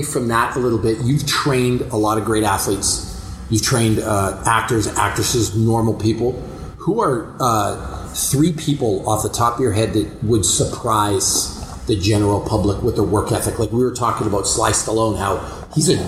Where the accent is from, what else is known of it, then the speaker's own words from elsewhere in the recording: Canada; moved away; I'm still from Canada